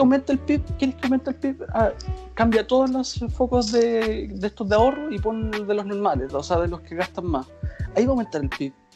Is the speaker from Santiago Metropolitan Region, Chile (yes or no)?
no; Rancagua, O'Higgins, Chile; soy de Rancagua